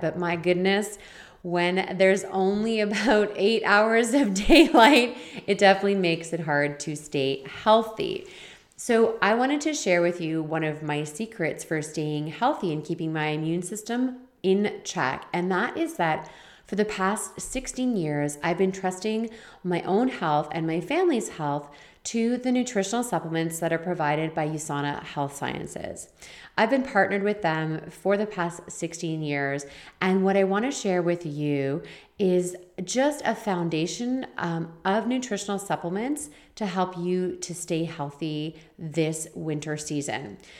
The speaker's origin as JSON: {"language": "English", "region": "Ontario", "country": "Canada", "moved": "as an adult", "lives_now": "Vancouver Island, Canada", "said": "I'm from Eastern Ontario outside of Toronto, and I live now on Vancouver Island."}